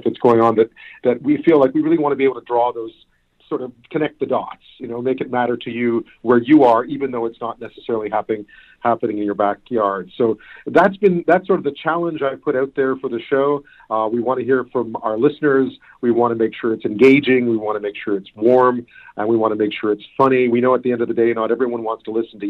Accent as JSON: {"language": "English", "town": "Montreal", "region": "Quebec", "country": "Canada", "tie": "born or raised there", "also_born_or_lived": "Greater Toronto Area / Hamilton / Edmonton / Ottawa", "moved": "yes", "said": "I grew up in Montreal"}